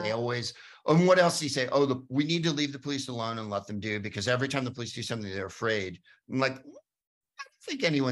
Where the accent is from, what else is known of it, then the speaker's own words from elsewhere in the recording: San Carlos, California, United States; also born or lived in Palo Alto; there wasn't that many Jews where I grew up in St. Carlos